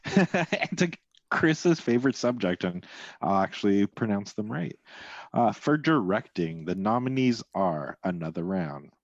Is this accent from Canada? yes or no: yes; Canada; being Canadian